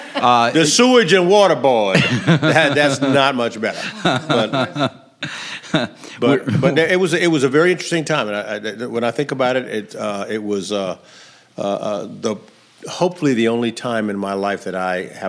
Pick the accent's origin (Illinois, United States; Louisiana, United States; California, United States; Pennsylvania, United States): Louisiana, United States; New Orleans; When I say I'm from New Orleans